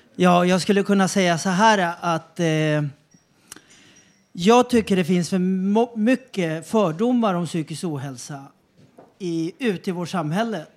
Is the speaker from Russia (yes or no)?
no; Chile; now in Sweden; jag föddes i Chile. Högt upp i Anderna, Atacamaöknen.